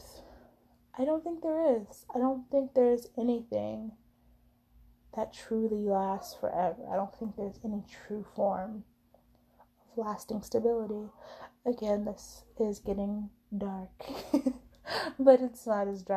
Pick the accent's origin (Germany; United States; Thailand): United States; as an American